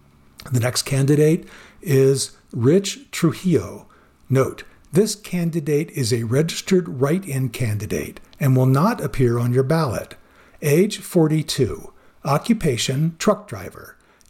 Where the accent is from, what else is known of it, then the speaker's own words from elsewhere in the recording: Commerce City, Colorado, United States; I was born and raised in Commerce City. I've watched our city grow from a community of pig farms and refineries to the city it is becoming today.